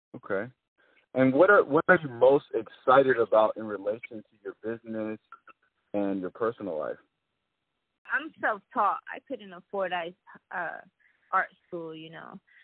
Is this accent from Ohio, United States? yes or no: no; New York City, New York, United States; I was born and raised in Brooklyn, New York.